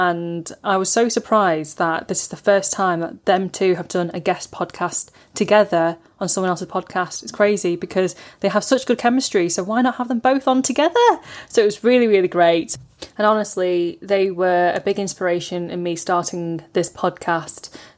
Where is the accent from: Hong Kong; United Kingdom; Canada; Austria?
United Kingdom; born there; talking about life as a British-born Chinese person.